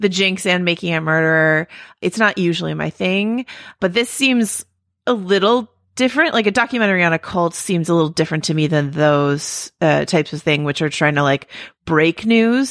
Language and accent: English; San Francisco Bay Area, California, United States; I grew up in San Francisco Bay Area